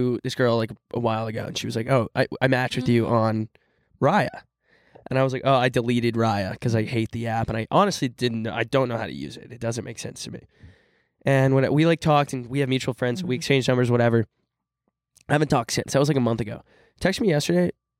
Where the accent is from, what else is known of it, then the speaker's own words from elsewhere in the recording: Texas, United States; We're from Texas. It was freaking hot.